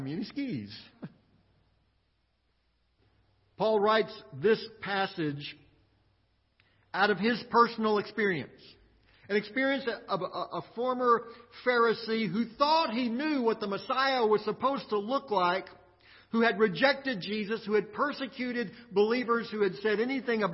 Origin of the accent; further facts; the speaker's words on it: Midland, Texas, United States; also born or lived in Austin, Texas; I was born in Midland, Texas.